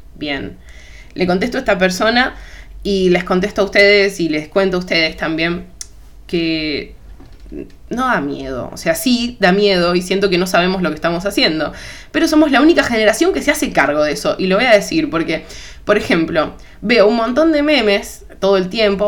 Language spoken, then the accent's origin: Spanish; Argentina; te hablo desde Argentina